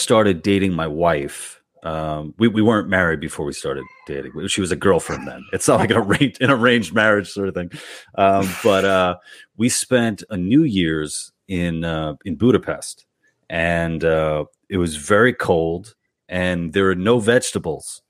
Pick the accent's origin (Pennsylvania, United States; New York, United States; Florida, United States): New York, United States; New York City; I'm from Queens. I'm from Queens as well